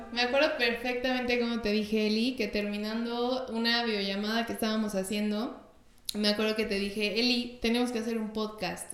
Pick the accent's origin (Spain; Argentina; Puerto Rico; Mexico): Mexico; somos de México